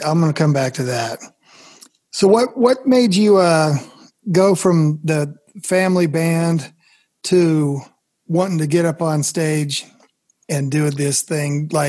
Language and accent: English; Holdrege, Nebraska, United States; moved away; my hometown of Holdridge, Nebraska.